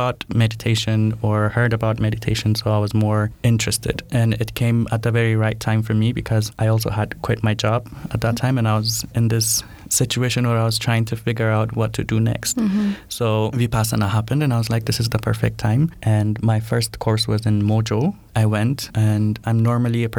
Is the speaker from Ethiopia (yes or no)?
yes; Addis Ababa, Ethiopia; Born and raised in Addis.